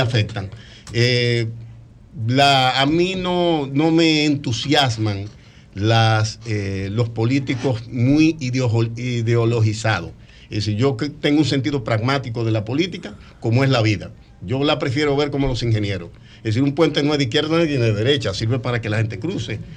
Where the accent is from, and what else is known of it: Dominican Republic; moved away as an adult; now in Orlando, United States